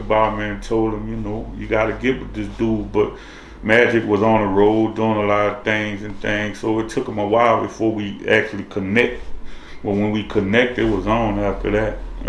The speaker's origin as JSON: {"language": "English", "town": "New Orleans", "region": "Louisiana", "country": "United States", "tie": "born or raised there", "said": "I'm from the Seven Ward, New Orleans."}